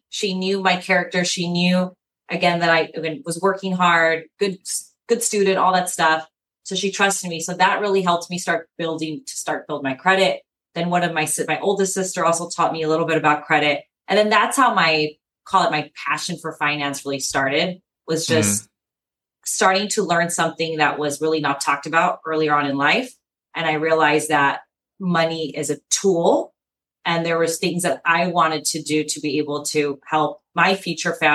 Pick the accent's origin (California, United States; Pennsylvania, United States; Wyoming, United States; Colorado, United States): California, United States; San Diego; I am born and raised in San Diego.